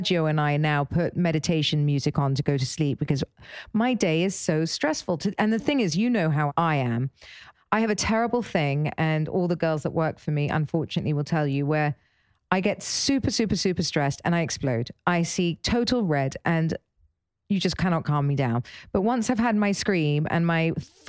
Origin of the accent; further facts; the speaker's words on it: England, United Kingdom; I'm English